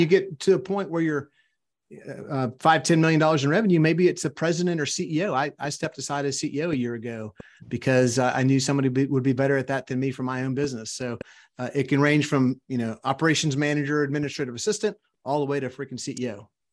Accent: South Louisiana, United States; also born or lived in Arkansas; now in Texas, United States; I grew up in South Louisiana

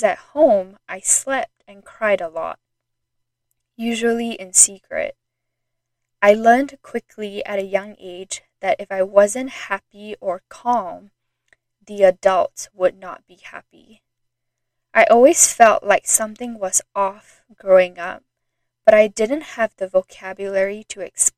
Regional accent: Singapore; moved away as an adult; also born or lived in Idaho, United States; I was born and raised in Singapore, and when I was 18, I moved to the state of Idaho in the United States to attend university

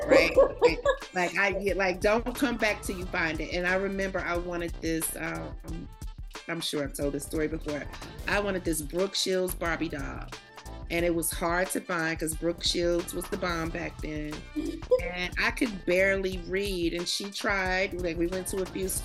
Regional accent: the South, United States; moved away as an adult; also born or lived in New York; now in Atlanta, United States; I'm from the South

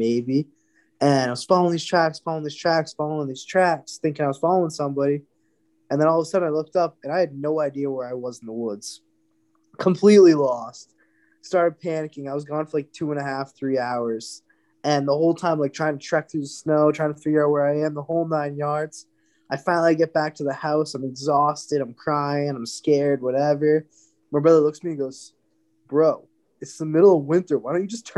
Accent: Maine, United States; we're all from Maine

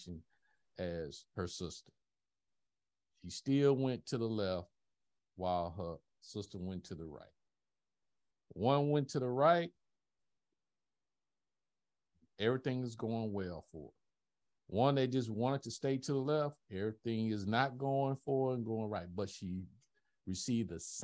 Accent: the South, United States; I'm old school from the South

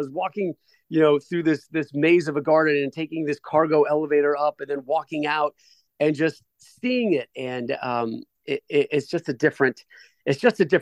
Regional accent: Northeast, United States; I grew up in the Northeast

